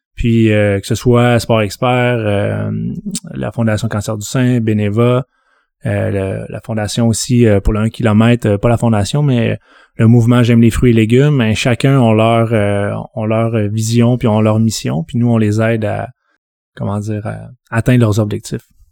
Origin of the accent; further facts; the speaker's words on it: Saguenay, Quebec, Canada; moved away as an adult; now in Montreal, Canada; je viens de Jonquière, donc Ville-Saguenay, arrondissement Jonquière, secteur Konogami. je suis arrivé à Montréal à 18 ans